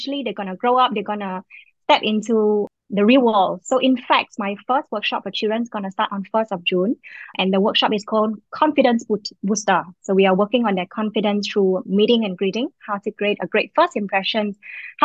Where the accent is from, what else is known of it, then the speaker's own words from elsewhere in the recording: Vietnam; moved away as an adult; now in Singapore; I was from Vietnam, but I've been living in Singapore for the last 18 years, and I've now become Singaporean